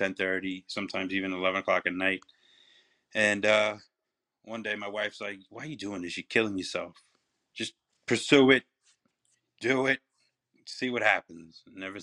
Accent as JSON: {"language": "English", "area": "Long Island", "region": "New York", "country": "United States", "said": "I'm from Long Island."}